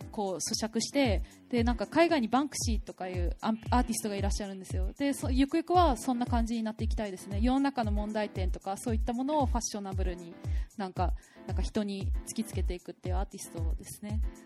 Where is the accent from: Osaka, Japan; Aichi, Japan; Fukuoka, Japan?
Fukuoka, Japan; now in Tokyo, Japan; 福岡です生まれ育ったんですけど